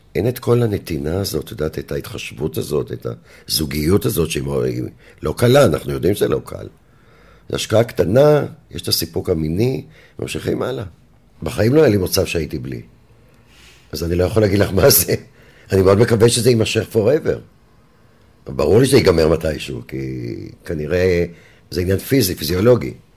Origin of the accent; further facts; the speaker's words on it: Herzliya, Tel Aviv District, Israel; יליד הרצליה